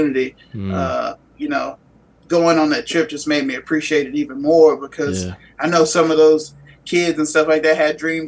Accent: Texas, United States; Back in my home state

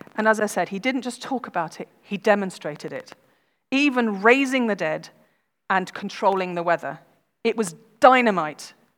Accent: United Kingdom; we are British

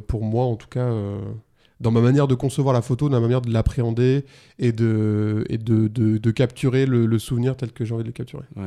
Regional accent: La Rochelle, Nouvelle-Aquitaine, France; moved away as an adult; now in Avignon, France; je viens de, du Poitou-Charentes, enfin bref, La Rochelle

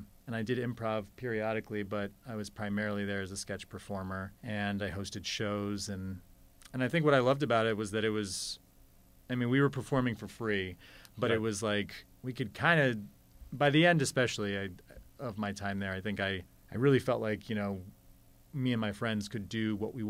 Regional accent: Montana, United States; born there; also born or lived in Colorado; I was born in Montana, and then we moved around the world for my dad's job, but we always came back to Colorado.

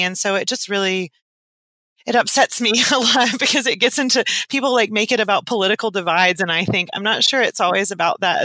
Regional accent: East Tennessee, United States; I'm from East Tennessee

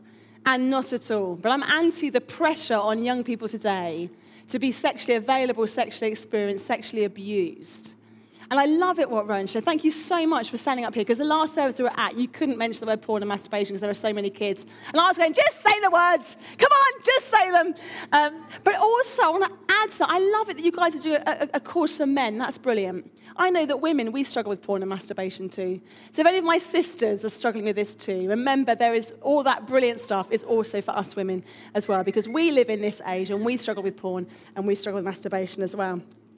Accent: Harrow, London, United Kingdom; And I'm from North London near Wembley, Harrow, and I'm essentially a youth worker

